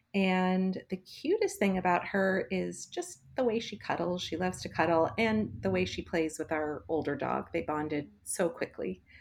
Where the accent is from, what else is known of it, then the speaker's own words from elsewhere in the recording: Los Angeles, California, United States; growing up in Los Angeles, we had some pretty unique opportunities